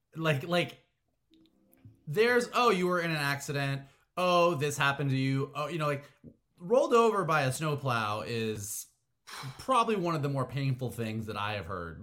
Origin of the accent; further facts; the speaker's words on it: Florida, United States; now in Southern California, United States; I grew up in Florida and moved to uh, Southern California